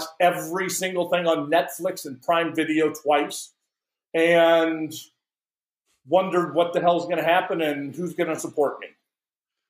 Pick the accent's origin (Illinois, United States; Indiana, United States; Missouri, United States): Missouri, United States; St. Louis; I grew up in St. Louis